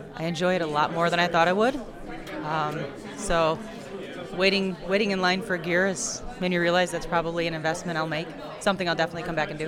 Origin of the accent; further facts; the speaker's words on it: Muskegon, Michigan, United States; I'm from Muskegon, Michigan